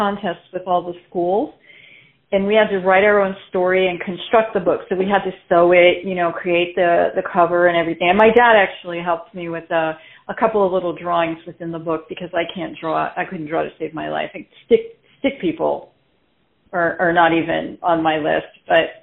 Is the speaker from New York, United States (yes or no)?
yes; Floral Park, New York, United States; also born or lived in Queens, New York; I was actually born in Queens, New York, but I was moved to Floral Park, New York, which is more Long Island, when I was about 8 or 9